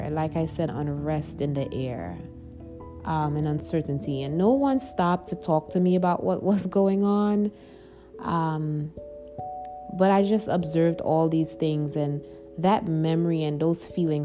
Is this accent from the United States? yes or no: no; Trinidad & Tobago; growing up in Trinidad, when I was young, I was about 4 years old.